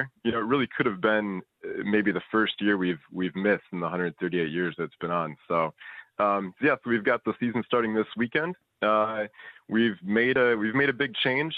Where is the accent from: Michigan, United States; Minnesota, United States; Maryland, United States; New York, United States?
Minnesota, United States; moved away as an adult; now in Victoria, Australia; I'm from the States.